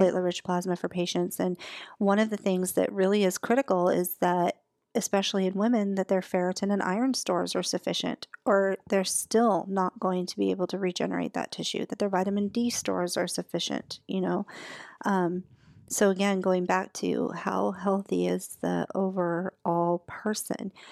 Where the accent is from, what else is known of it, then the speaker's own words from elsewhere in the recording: Alaska, United States; moved away; I'm originally from Alaska